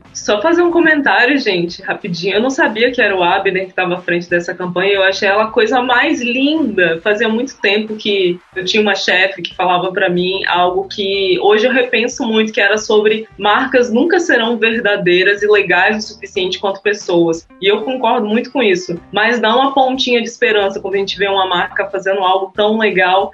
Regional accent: Espírito Santo, Brazil; moved away as an adult; now in São Paulo, Brazil; Eu sou do Espírito Santo, aí comecei a trabalhar com publicidade e marketing em São Paulo

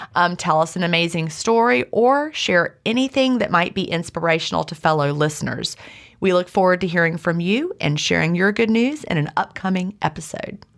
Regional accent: Virginia, United States; I grew up in the seventies in Virginia. We lived in the mountains of Virginia, near the Blue Ridge Parkway

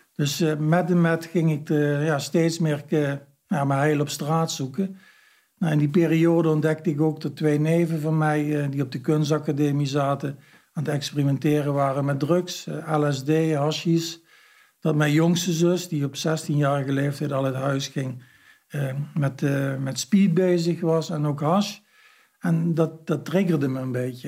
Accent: Heerlen, Limburg, Netherlands; Ik kom uit Heerlen, en de grensstreek, dus er kwamen ook heel veel Duitsers

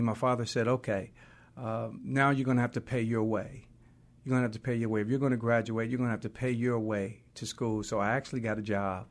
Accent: Oakland, California, United States; also born or lived in Louisiana (parents' birthplace); we grew up in West Oakland for a little while, then we moved to East Oakland.

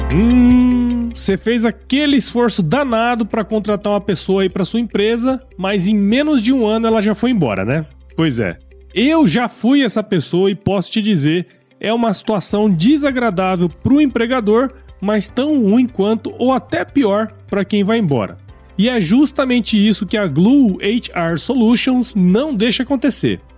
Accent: Mato Grosso, Brazil; moved away as an adult; also born or lived in Piracicaba; eu morei a minha infância inteira em Mato Grosso

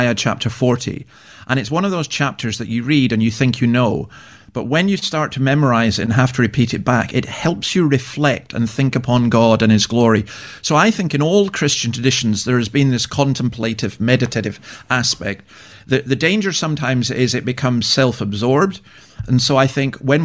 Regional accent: Scotland, United Kingdom; I'm a Scottish Presbyterian who comes from a Brethren background

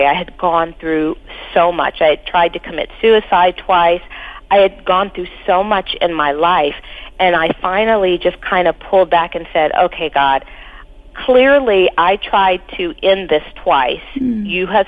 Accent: Pasadena, California, United States; also born or lived in Los Angeles, California; we grew up in Pasadena

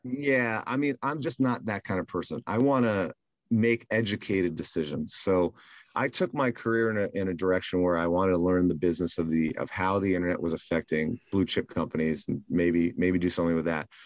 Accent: Silver Spring, Maryland, United States; now in New York City, United States; I was raised in Maryland, mm-hmm. in Silver Spring, Maryland, which is a pretty large suburb of Washington, D.C.

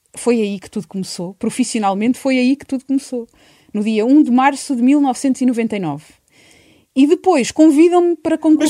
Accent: Montalvo, Santarém District, Portugal; moved away as an adult; also born or lived in Tomar / Ourém; now in Lisbon, Portugal; Eu fui para Montalvo com um ano, ainda que, obviamente, é a minha terra, é o meu lugar, foi ali que me fiz gente

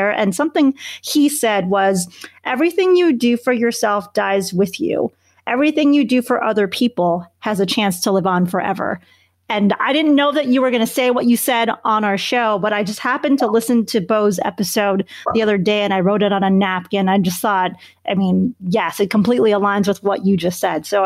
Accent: Chicago, Illinois, United States; I grew up in Chicago, so I'm a Bulls fan.

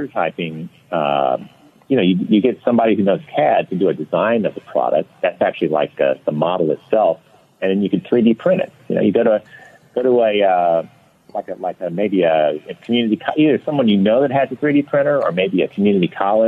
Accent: Louisiana, United States; now in Florida, United States; I grew up in Louisiana, just normal, you know, normal childhood

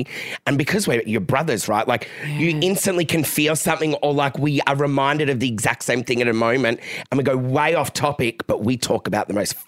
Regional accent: Melbourne, Victoria, Australia; growing up in Mill Park in the area I grew up in, it was really rough.

